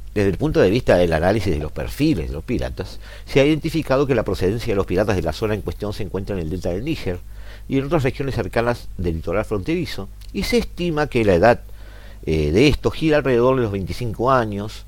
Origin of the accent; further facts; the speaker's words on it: Montevideo, Uruguay; nosotros como montevideanos, como uruguayos